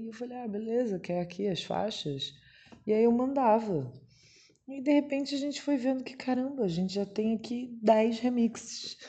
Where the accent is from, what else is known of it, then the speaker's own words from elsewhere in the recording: Rio de Janeiro, Brazil; minha família vai, porque eu sou do Rio